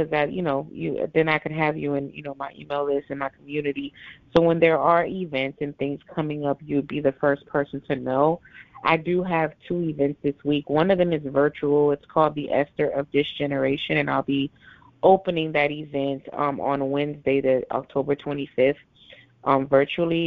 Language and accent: English; Nassau, New Providence, Bahamas; moved away; I was born in Nassau, Bahamas, and I have family there. Yes, I'm Haitian Bahamian